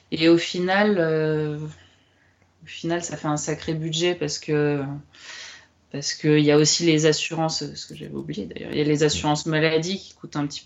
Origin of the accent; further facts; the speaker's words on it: France; comme on est français, nous, la bouffe, euh, c'est un peu important, quoi.